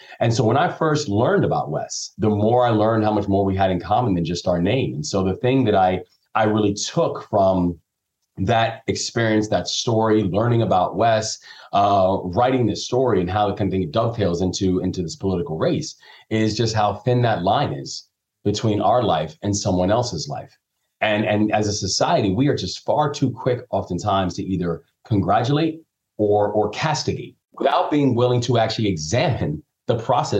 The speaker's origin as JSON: {"language": "English", "town": "Takoma Park", "region": "Maryland", "country": "United States", "tie": "born there", "said": "I was born down in Tacoma Park, but it was tragedy that forced me to move around when I was younger"}